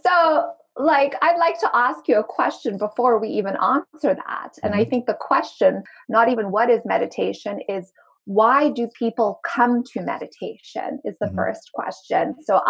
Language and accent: English; Zimbabwe; also born or lived in Cape Town, South Africa; if you hear a little bit of an accent come in and out, it's because I am originally from Zimbabwe and I went to school in Cape Town, South Africa. I sound mainly American these days